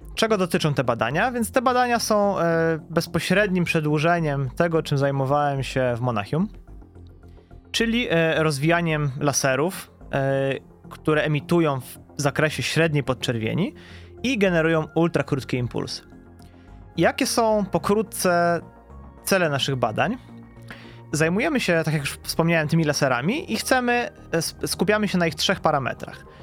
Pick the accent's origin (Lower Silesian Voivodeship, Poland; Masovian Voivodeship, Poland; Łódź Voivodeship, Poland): Masovian Voivodeship, Poland; moved away as an adult; also born or lived in Warsaw / Munich; now in Wrocław, Poland; ja nie jestem rodowitym wrocławianinem, e, pochodzę z Mazowsza